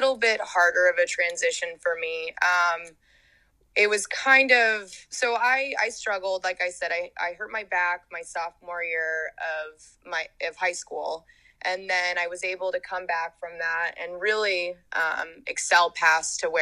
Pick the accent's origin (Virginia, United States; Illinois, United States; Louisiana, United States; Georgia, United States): Georgia, United States; moved away as an adult; also born or lived in Hawaii; I'm a diver. I'm from Georgia and I went to the University of Hawaii to dive